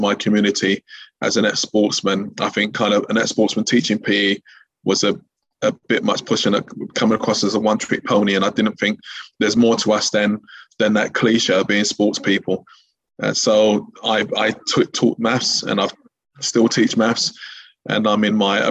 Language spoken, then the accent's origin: English; London, United Kingdom; I was born and raised in East London